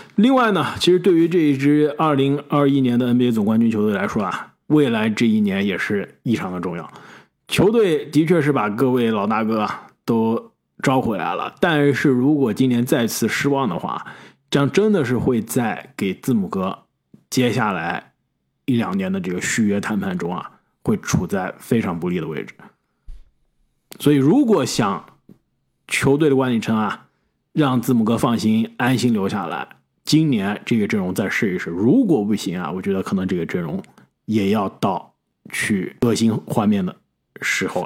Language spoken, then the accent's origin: Chinese; China; now in United States; 这个刚刚来美国的时候啊，当时小时候在国内的时候，上学的时候